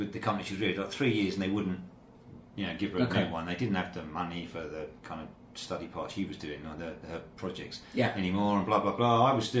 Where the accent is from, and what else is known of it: Kent, South East England, United Kingdom; moved away as an adult; also born or lived in Carshalton; now in Zhuhai, China